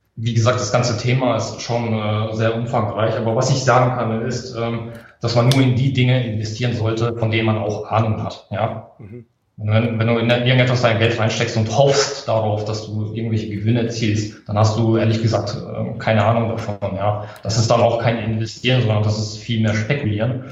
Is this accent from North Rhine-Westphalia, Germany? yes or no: no; Karlsruhe, Baden-Württemberg, Germany; ich komme aus Karlsruhe, bin 30 Jahre jung